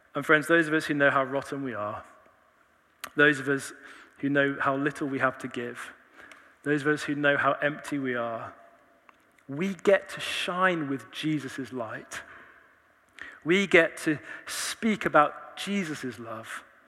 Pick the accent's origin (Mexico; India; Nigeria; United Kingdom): United Kingdom; Leicester, East Midlands; moved away as an adult; now in Oxford, United Kingdom; I was born in Leicester